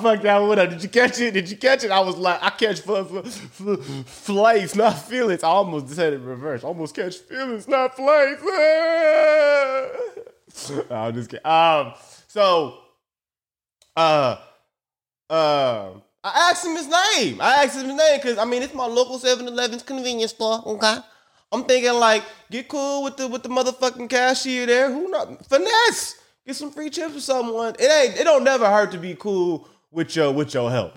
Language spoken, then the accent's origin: English; United States; I'm American